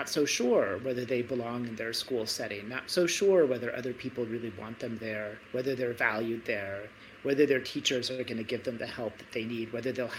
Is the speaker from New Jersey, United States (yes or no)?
no; Michigan, United States; now in Stanford, United States; I was brought up in Michigan